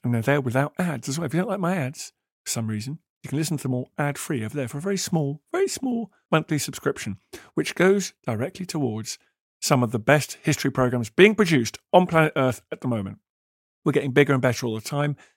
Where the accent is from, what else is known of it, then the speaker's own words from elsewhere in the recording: United Kingdom; as a Brit